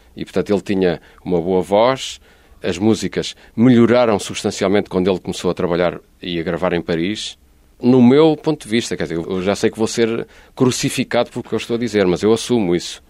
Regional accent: Lisbon, Portugal; moved away as an adult; also born or lived in Barcelona; now in Algarve, Portugal; eu sou lisboeta, posso provar, tenho aqui o bilhete de identidade da Lapa

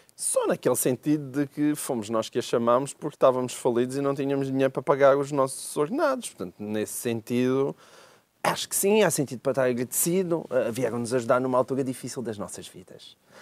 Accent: Portalegre, Alentejo, Portugal; Porto Alegre, que é a minha terrinha

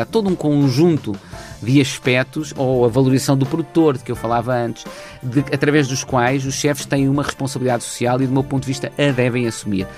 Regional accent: Portugal; nós portugueses

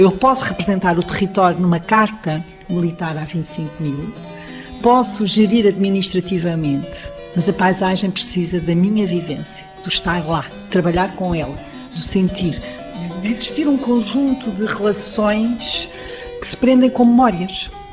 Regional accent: Alentejo, Portugal; eu sou do Alentejo

